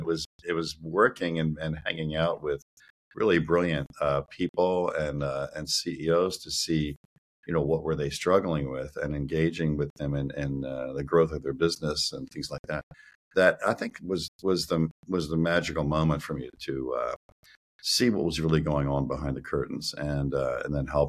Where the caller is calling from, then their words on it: Reisterstown, Maryland, United States; I'm calling in from Reisterstown, a town in Maryland, and that's where I am right now.